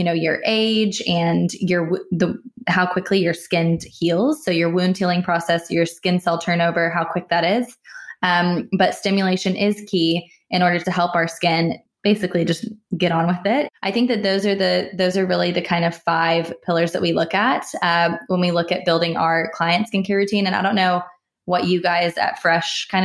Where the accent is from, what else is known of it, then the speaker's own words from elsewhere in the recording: United States; I'm American